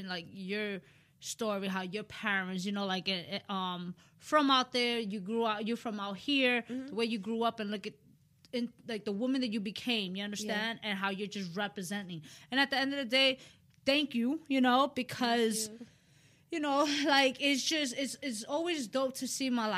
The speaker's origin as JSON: {"language": "English", "town": "New York City", "region": "New York", "country": "United States", "said": "I'm from the Bronx"}